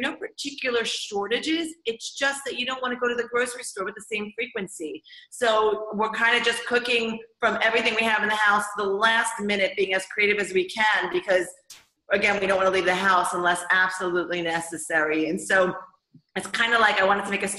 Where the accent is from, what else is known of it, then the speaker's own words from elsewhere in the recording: United States; moved away as an adult; now in Israel; I grew up in America.